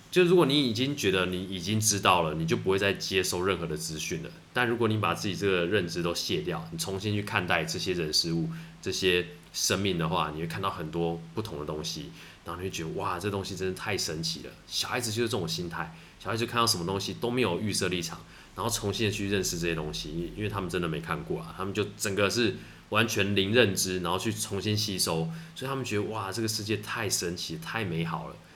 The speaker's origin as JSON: {"language": "Chinese", "town": "Taitung", "region": "Taitung County", "country": "Taiwan", "tie": "born or raised there", "said": "我是从台东，从小从台东出生长大的"}